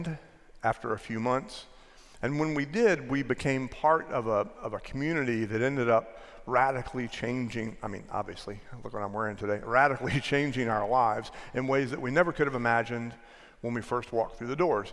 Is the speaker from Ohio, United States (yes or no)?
no; Barnesville, Maryland, United States; now in Plano, United States; St. Mary's Church in Barnesville, Maryland, where I spent a very formative decade of my life